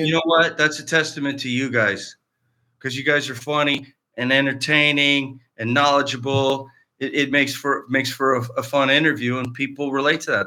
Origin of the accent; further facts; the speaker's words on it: Cardinal, Ontario, Canada; moved away as an adult; now in Los Angeles, United States; A little town in Eastern Ontario called Cardinal, Cardinal, Ontario